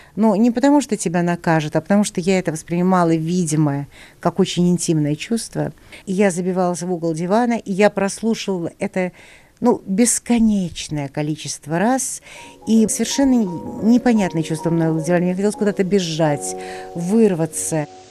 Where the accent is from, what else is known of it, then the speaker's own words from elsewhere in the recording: Saint Petersburg, Russia; now in Moscow, Russia; Я росла в Ленинграде.